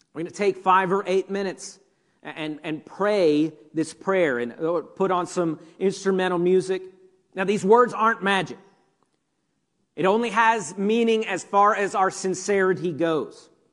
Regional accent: United States; as American Christians

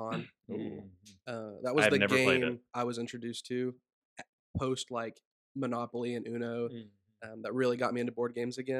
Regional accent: Barboursville, West Virginia, United States; Yeah, I am from West Virginia. This is my first time in Clarksburg.

